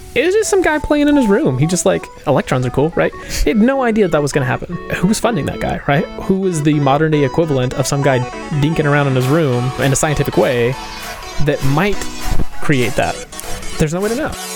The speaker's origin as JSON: {"language": "English", "country": "United States", "said": "as an American, I recognize that I have a bit of a bias toward individualism"}